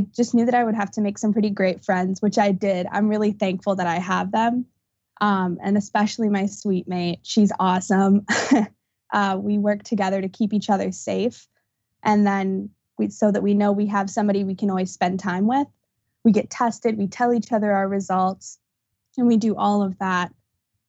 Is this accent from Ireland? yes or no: no; Wisconsin, United States; I'm from a college town. I live right between UW-Eau Claire and UW-Stout.